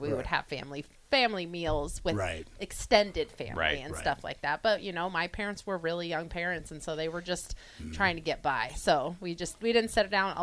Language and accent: English; Iowa, United States; I grew up in Iowa